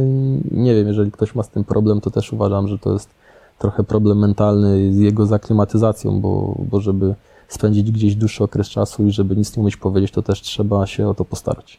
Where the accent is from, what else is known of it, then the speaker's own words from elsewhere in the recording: Łódź, Łódź Voivodeship, Poland; moved away; ja jestem stąd, ja zawsze czułem się związany z Łodzią, ja tutaj chętnie przyjeżdżałem, no i ja się tutaj czuję jak w domu